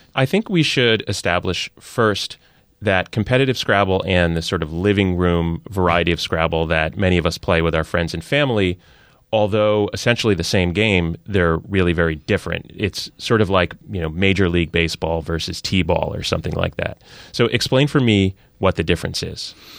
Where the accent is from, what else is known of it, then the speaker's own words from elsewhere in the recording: New York area, United States; sports talk shout fests that I grew up on in the New York area as a Yankees fan